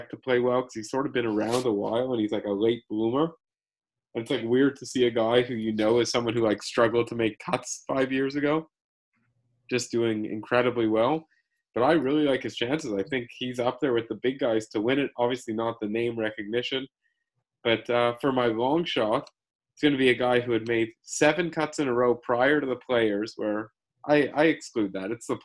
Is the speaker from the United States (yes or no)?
no; Canada; As a Canadian